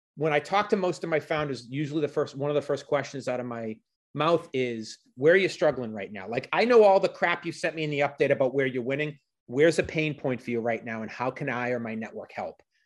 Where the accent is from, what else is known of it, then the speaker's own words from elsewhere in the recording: Boston, Massachusetts, United States; I was from Boston.